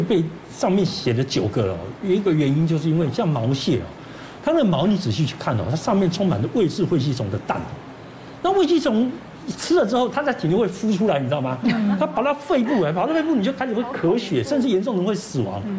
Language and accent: Chinese; Taiwan; 我们，台湾人